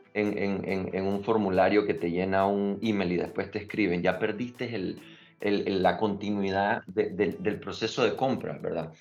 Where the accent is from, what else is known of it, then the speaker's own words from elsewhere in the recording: Panama; also born or lived in Nicaragua; Yo soy nicaragüense, crecí en Panamá